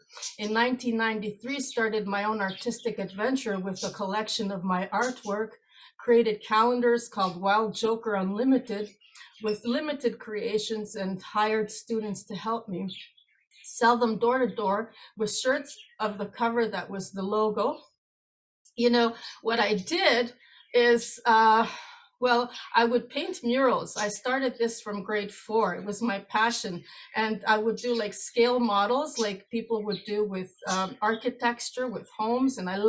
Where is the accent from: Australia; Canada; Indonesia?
Canada; also born or lived in Greece; Well, I was born in Greece on July 7th, 1969. And immigrated to Canada in March 1975 as an only child with overprotective parents and many brother and sister paired off cousins.